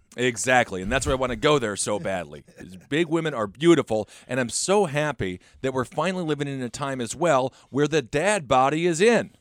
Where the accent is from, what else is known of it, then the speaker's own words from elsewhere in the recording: Wisconsin, United States; I'm from Wisconsin.